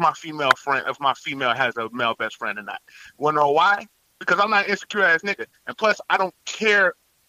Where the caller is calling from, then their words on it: Chicago, Illinois, United States; I'm calling from Chicago, Illinois.